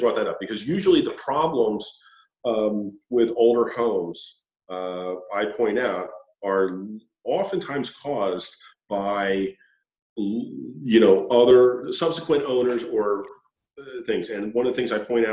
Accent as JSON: {"language": "English", "area": "Delaware County", "region": "Pennsylvania", "country": "United States", "tie": "born or raised there", "said": "I grew up in Delaware County and work in Chester County"}